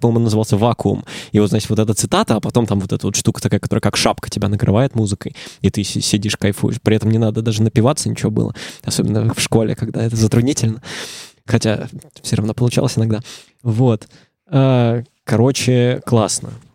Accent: Saint Petersburg, Russia; я из Питера

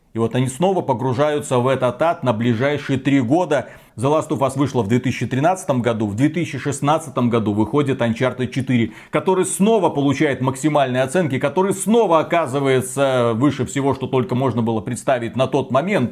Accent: Belarus; мы, два товарища из Беларуси

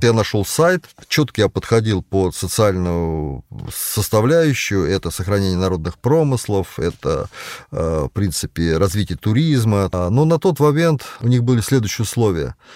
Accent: Konakovo, Tver Oblast, Russia; also born or lived in Balakovo, Saratov Oblast; Родился я в Балаково Саратовской области с восьмого августа тысяча девятьсот восьмидесятого года, житель города Конакова.

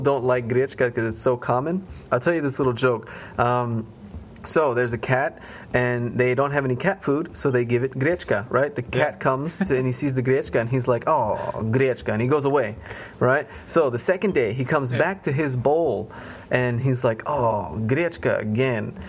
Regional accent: Las Vegas, Nevada, United States; accent: American; moved away as an adult; now in Russia; I'm Hispanic mm-hmm. uh, by heritage, but I'm American uh, by nationality. I was born in America, raised in America

